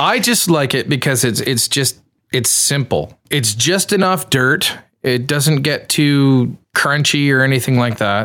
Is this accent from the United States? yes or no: no; Canada; I'm Canadian